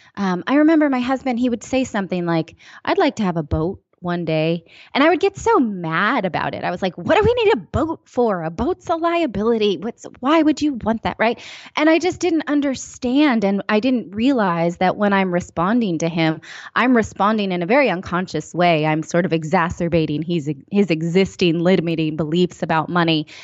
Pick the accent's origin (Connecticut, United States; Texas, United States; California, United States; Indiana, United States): California, United States; East Bay area; I'm from the East Bay area